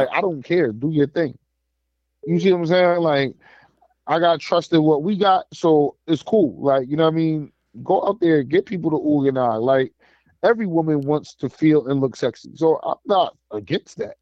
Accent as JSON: {"language": "English", "country": "United States", "said": "as an American"}